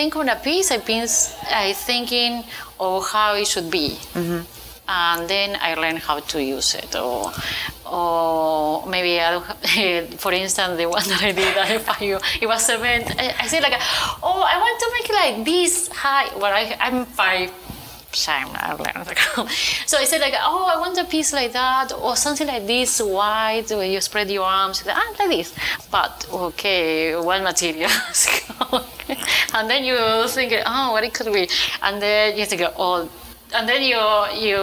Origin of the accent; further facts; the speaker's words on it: Buenos Aires Province, Argentina; English is a second language; now in Miami, United States; I was born in Argentina, in Buenos Aires, in a small Japanese colony, so in the countryside.